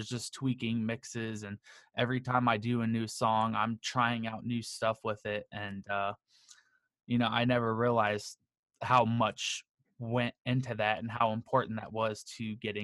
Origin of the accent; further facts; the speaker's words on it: Akron, Ohio, United States; I am from Akron, Ohio.